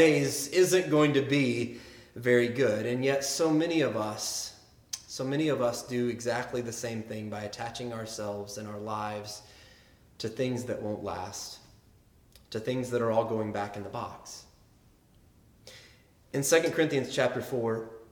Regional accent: Arkansas, United States; I grew up in Arkansas

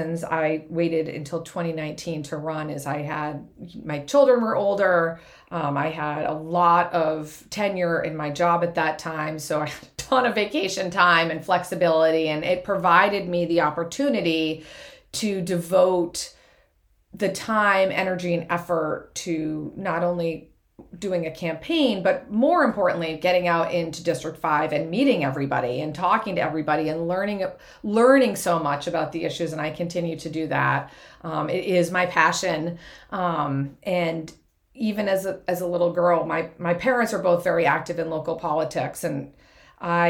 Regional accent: Scituate, Massachusetts, United States; now in Braintree, United States; I grew up in Scituate

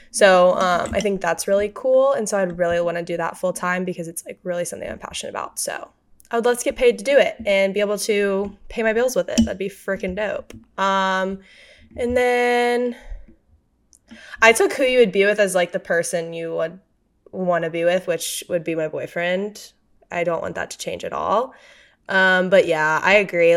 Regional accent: Louisiana, United States; moved away; I grew up in Louisiana

